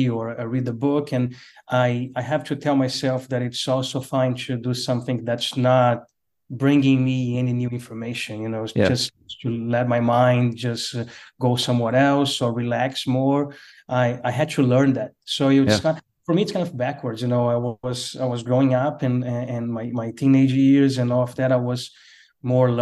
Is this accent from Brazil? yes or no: yes; Brazil; English is a second language; moved away as an adult; now in United States; I was born in Brazil and then went to work in the oil field and moved to the U.S.